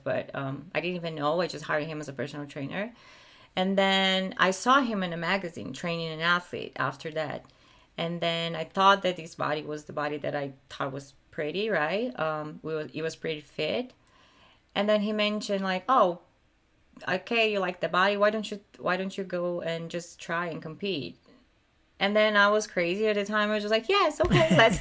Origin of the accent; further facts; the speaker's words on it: Brazil; moved away as an adult; now in California, United States; I had a really, really happy life in Brazil